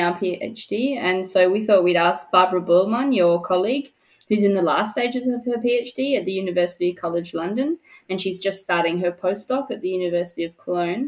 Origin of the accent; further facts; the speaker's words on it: Perth, Western Australia, Australia; moved away as an adult; now in Germany; I'm from Perth, Western Australia.